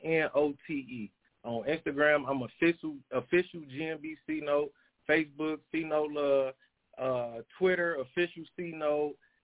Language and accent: English; Saginaw, Michigan, United States; she's from the Sag. Okay. That's where I'm from.